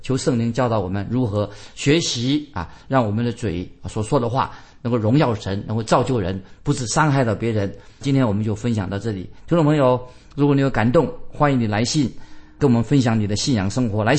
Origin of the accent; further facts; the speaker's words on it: China; 那我们中国人更多了，关于这个说言多必失，一言既出，驷马难追